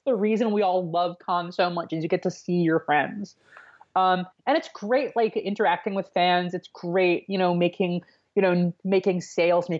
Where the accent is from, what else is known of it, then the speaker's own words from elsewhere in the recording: Richmond, Virginia, United States; moved away as an adult; now in New York, United States; I'm from New York originally, but I grew up in Central Virginia, in a suburb of Richmond